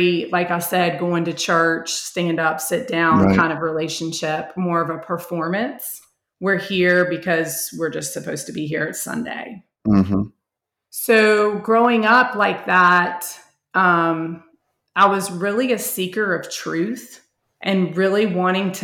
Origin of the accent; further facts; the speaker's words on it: Charlotte, North Carolina, United States; moved away as an adult; now in Fort Mill, United States; I grew up in Charlotte